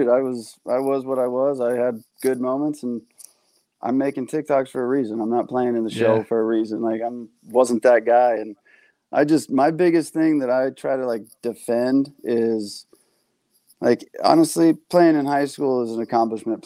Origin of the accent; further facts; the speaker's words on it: San Diego, California, United States; I'm from San Diego